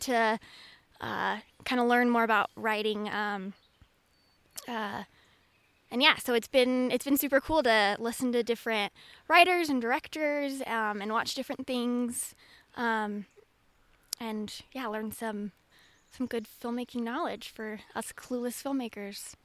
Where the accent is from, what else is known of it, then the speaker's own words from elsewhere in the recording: Seattle, Washington, United States; moved away; I'm originally from the Seattle area